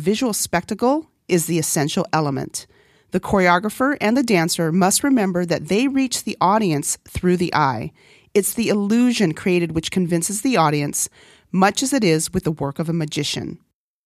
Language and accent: English; Northern Mariana Islands; first language Korean; English is a second language; moved away; also born or lived in California; coming from a small island, though, because even though it's a U.S. territory and English is a common language